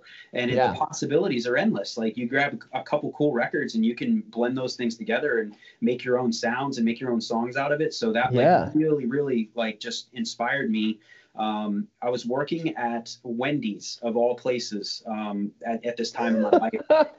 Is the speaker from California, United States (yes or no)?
no; Maryland, United States; So I grew up in Maryland. Well, I grew up all over. I went to high school in Southern Maryland.